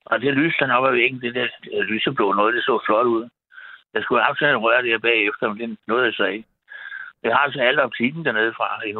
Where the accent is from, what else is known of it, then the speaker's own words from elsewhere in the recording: Frederiksberg, Capital Region of Denmark, Denmark; jeg boede på Frederiksberg, der, der, hvor jeg voksede op, og jeg gik på Gottesvarens skole.